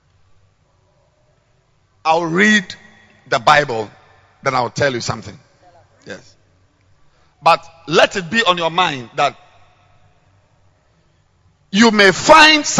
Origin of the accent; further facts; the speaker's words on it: Ghana; I'm a Ghanaian living in Ghana